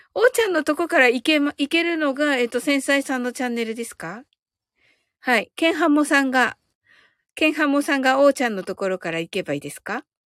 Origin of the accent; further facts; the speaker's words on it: Kyushu, Japan; 私ってやっぱり九州人だから、あの、方言にはやっぱりちょっと強い